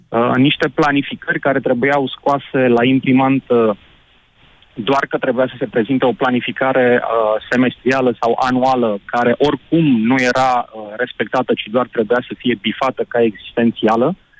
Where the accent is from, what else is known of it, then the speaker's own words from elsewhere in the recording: Argeș, Romania; am 40 de ani, sunt din Ioven Argeș.